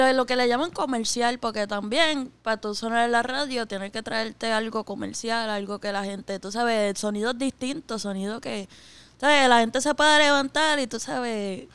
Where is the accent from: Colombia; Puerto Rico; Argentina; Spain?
Puerto Rico; soy boricua